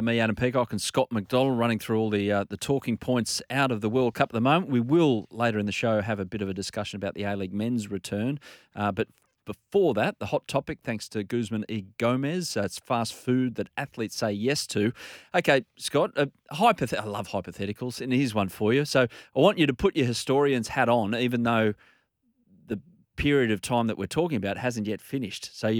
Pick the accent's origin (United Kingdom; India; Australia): Australia; As an Australian, you can kind of relate that this person, Grant Wall, has done all he can to heighten the interest of football in a non-football dominated market.